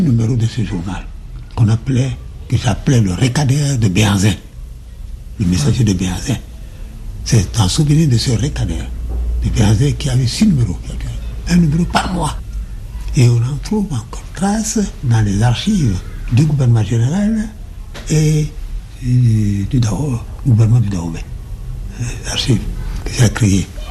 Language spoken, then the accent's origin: French; Porto-Novo, Ouémé, Benin; also born or lived in Saint-Louis, Senegal; Je suis né à Porto Novo, qui était l'ancienne capitale du Dahomey